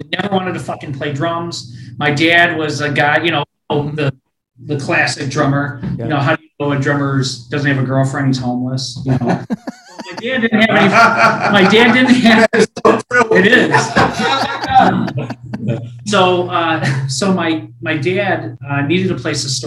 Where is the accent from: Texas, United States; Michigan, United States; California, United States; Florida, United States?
Michigan, United States; Roseville; I grew up in Roseville kid. So I grew up in Roseville